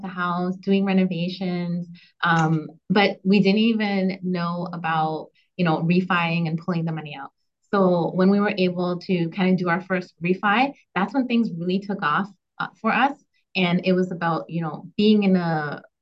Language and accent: English; Canada; as a Canadian